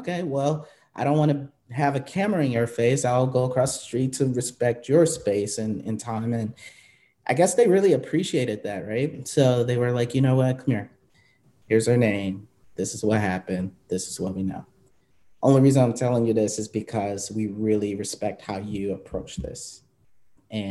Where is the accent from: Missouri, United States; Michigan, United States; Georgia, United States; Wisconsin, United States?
Wisconsin, United States; Milwaukee; moved away as an adult; also born or lived in Phoenix; I know Milwaukee, actually, before I moved to Milwaukee, obviously, it's my hometown.